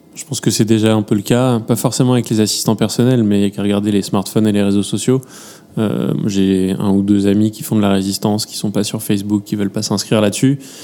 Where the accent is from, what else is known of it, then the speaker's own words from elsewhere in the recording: France; accent: French; mon accent français